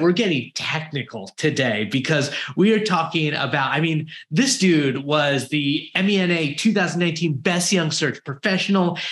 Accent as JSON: {"language": "English", "country": "United States", "said": "I'm American"}